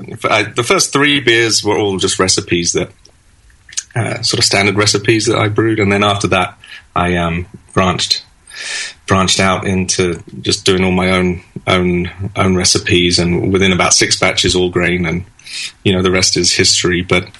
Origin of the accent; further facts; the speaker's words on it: London, United Kingdom; moved away as an adult; now in United States; Yes, I was born in London, in West London, and I lived there in that sort of area until 2004. I moved here in 2004, and originally just to do a 2-year transfer with work, and then move back.